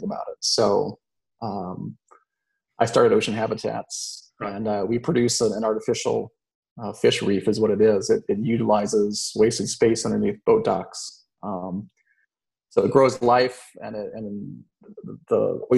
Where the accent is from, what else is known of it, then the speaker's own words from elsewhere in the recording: Florida, United States; growing up in Florida